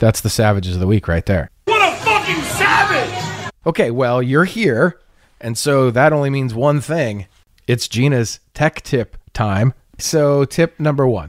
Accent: Poway, California, United States; Talked about my hometown.

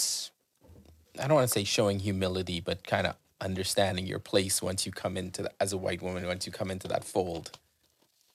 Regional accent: Bahamas; I grew up in the Bahamas where it's like 80% black, 20% white.

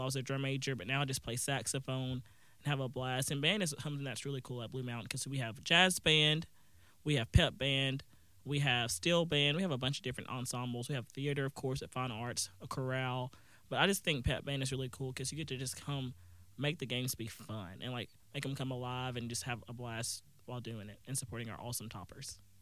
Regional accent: Booneville, Mississippi, United States; I'm from Boonville, Mississippi, that's where Northeast Mississippi Community College is.

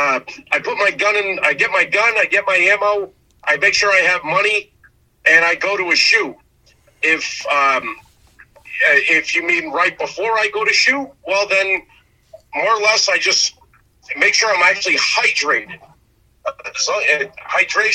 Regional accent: Connecticut, United States; I'm from Connecticut.

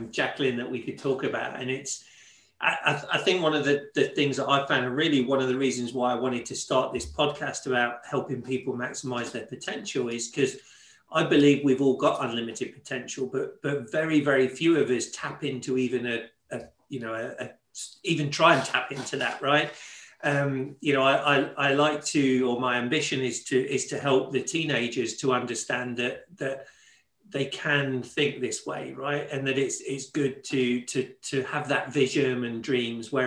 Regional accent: Leicester, East Midlands, United Kingdom; And I grew up in Leicester, in the Midlands, in England.

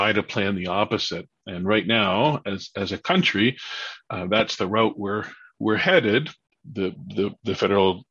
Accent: Mississauga, Ontario, Canada; now in Peterborough, Canada; I grew up in Mississauga.

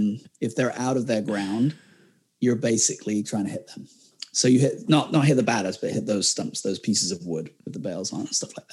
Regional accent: England, United Kingdom; as an Englishman, you'd expect I follow England.

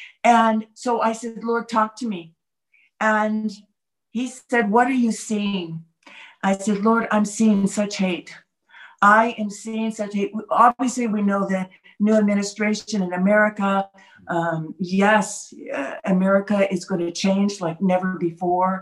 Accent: United States; also born or lived in Jerusalem; now in Galilee, Israel; I'm of course, am just the American person, just American

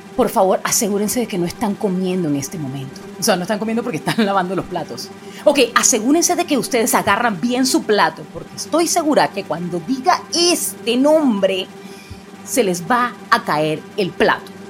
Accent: Panama; soy bien panameña

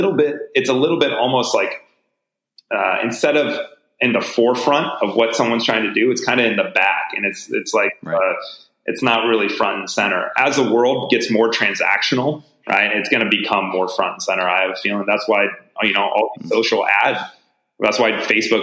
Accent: United States; as an American living in the US

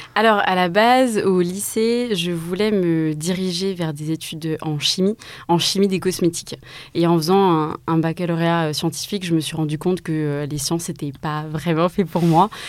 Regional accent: Mulhouse, Grand Est, France; also born or lived in Strasbourg; Je suis née à Mulhouse, en Alsace, et je suis partie donc à 18 ans à Strasbourg

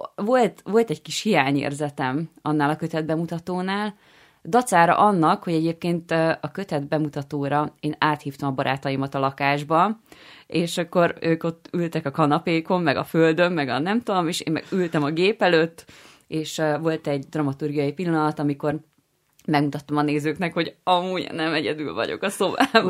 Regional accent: Győr, Győr-Moson-Sopron, Hungary; moved away; én alapvetően győri származású vagyok

